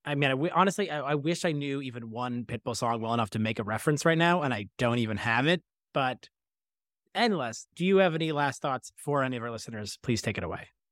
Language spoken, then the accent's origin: English; Scarborough, Ontario, Canada; I'm born and raised in Scarborough.